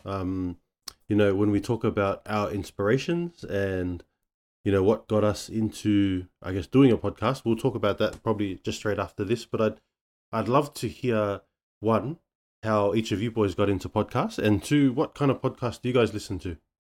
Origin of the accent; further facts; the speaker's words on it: Sydney, New South Wales, Australia; also born or lived in Manly, Sydney; we're born in, uh, the Manly area, but then we shifted out to the West, and, um, that's where, uh, you know, we grew up, um, growing up around the Blacktown area